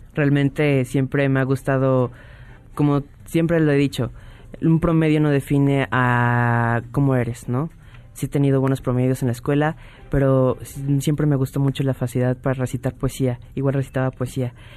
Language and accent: Spanish; Mexico; como mexicanos